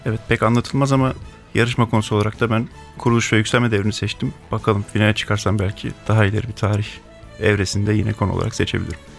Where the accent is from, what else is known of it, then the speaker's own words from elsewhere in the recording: Ankara, Turkey; 1985 Ankara doğumluyum.